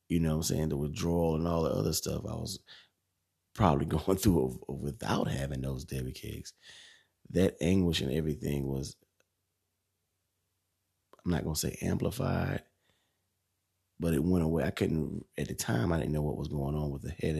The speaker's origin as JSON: {"language": "English", "town": "Bishopville", "region": "South Carolina", "country": "United States", "tie": "born or raised there", "also_born_or_lived": "Camden, South Carolina", "said": "I grew up in Bishopville, like I said, for 16 years."}